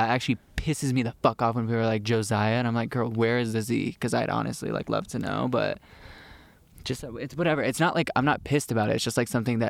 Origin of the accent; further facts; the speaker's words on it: Orange County, California, United States; now in Los Angeles, United States; I'm from Orange County.